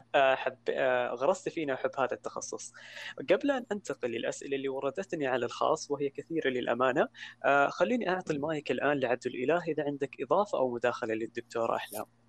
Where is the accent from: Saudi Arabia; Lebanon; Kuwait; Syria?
Saudi Arabia; عندنا في السعوديه